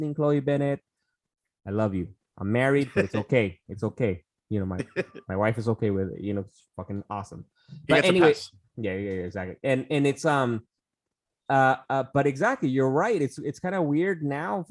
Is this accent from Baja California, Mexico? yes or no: yes; Tijuana, Baja California, Mexico; moved away as an adult; also born or lived in San Diego; when I was a kid growing up in Tijuana, you know, south of the border from San Diego